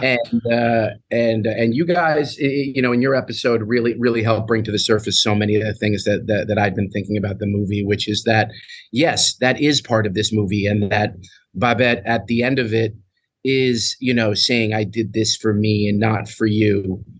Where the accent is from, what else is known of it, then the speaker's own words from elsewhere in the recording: New York City, New York, United States; I grew up in New York City and used to take the New York City public bus home from school